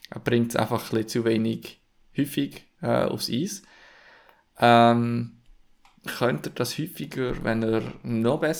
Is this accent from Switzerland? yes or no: yes; Switzerland; wo wir jetzt als Schweizer